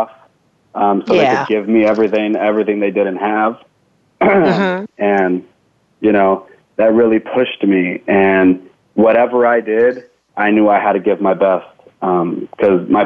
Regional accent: Santa Ana, California, United States; I was born and raised in Santa Ana, California, down in Orange County

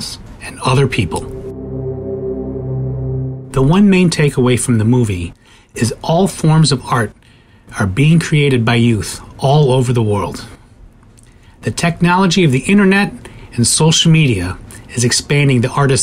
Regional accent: Chicago, Illinois, United States; I am from Chicago, Illinois

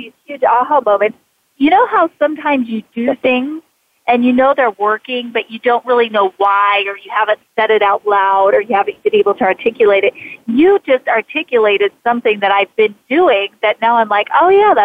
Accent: Idaho, United States; moved away as an adult; I was born and raised in Idaho

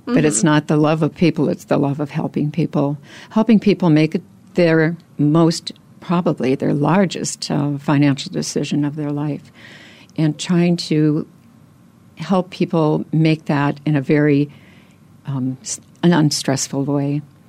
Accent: Wisconsin, United States; moved away as an adult; Well, I relocated here from Wisconsin, so I'm a Midwesterner. I've been here 20 years. I actually started in the business while in Wisconsin.

